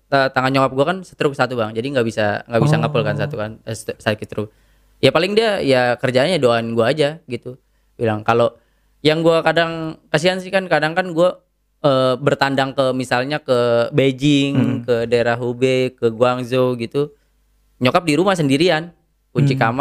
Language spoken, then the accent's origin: Indonesian; Jakarta, Indonesia; born there; padahal gue bukan orang Parung. Gue lahir di Jakarta